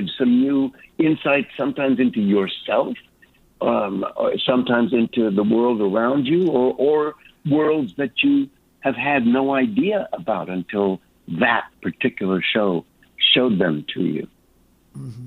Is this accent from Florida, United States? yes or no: no; Los Angeles, California, United States; I was born in Los Angeles